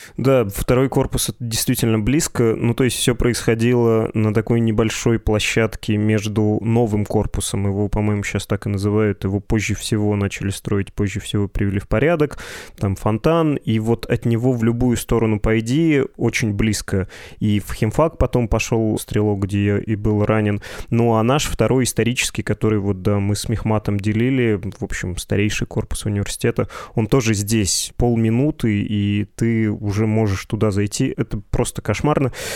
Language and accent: Russian; Perm, Perm Krai, Russia; говорю как э, практически пермяк